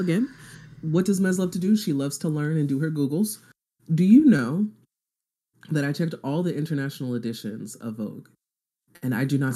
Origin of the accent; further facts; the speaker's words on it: Nigeria; I'm Nigerian